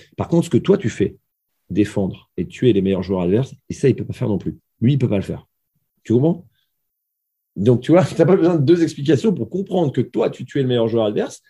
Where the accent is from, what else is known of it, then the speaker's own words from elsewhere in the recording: Gravelines, Hauts-de-France, France; moved away; also born or lived in Limoges / Brest; Je suis né à Graveline